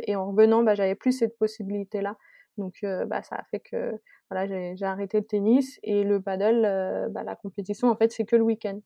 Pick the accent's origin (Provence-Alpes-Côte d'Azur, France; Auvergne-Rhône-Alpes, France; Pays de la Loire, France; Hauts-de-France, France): Auvergne-Rhône-Alpes, France; Savoy; moved away as an adult; also born or lived in Abilene, Texas; je suis savoyarde et j'ai besoin de, de montagnes.